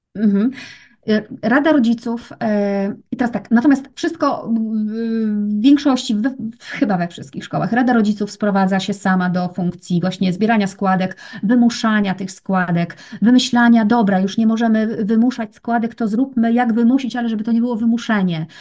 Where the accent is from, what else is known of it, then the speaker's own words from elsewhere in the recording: Gorzów Wielkopolski, Lubusz Voivodeship, Poland; Ja pochodzę, wiesz co, z Gorzowa Wielkopolskiego